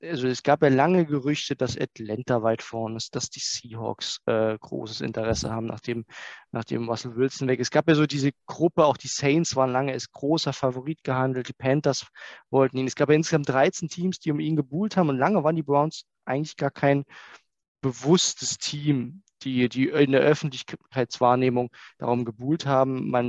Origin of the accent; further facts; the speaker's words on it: Saxony, Germany; Ja, ihr habt schon gesagt, Mike, ich komme äh, aus der Nähe von Dresden